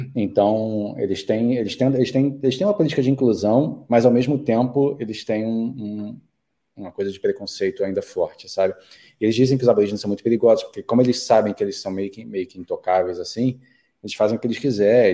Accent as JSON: {"language": "Portuguese", "region": "Rio de Janeiro", "country": "Brazil", "also_born_or_lived": "Mexico", "moved": "as an adult", "lives_now": "Sydney, Australia", "said": "nós que viemos do Brasil, Rio de Janeiro ainda por cima"}